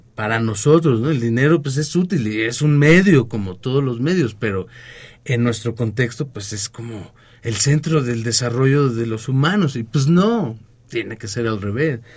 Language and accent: Spanish; Mexico; nuestro país